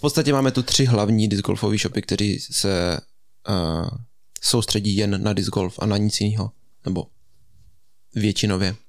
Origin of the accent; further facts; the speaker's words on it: Český Krumlov, South Bohemian Region, Czechia; u nás v Krumlově to tak funguje